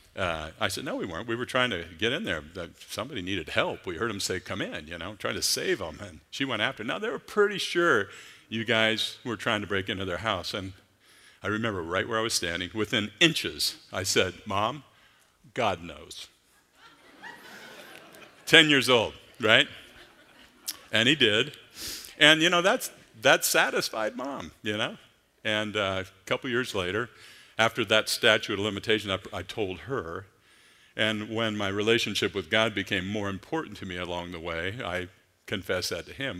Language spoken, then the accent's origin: English; Clackamas, Oregon, United States; I grew up in Clackamas, Oregon